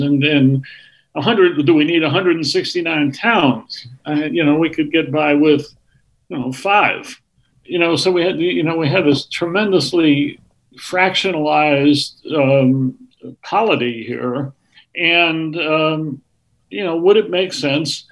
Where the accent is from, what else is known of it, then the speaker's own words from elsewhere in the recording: New London, Connecticut, United States; my hometown of New London